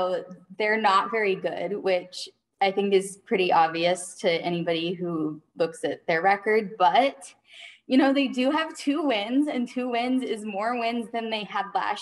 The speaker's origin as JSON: {"language": "English", "region": "Michigan", "country": "United States", "also_born_or_lived": "Utah", "moved": "as an adult", "lives_now": "Nashville, United States", "said": "I'm from Michigan. Before that, I actually lived in Utah. So I've kind of lived all over the country."}